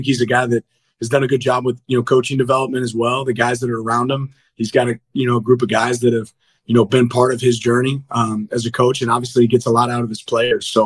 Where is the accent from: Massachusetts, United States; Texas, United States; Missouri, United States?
Missouri, United States; Kansas City; I'm a big Andy Reid fan. I'm from Kansas City